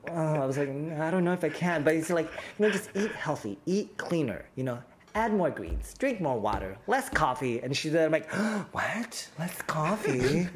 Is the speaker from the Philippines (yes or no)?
yes; Philippines; as a Filipino, now I'm on like anti-diabetes pills because we're predisposed to having diabetes and high cholesterol.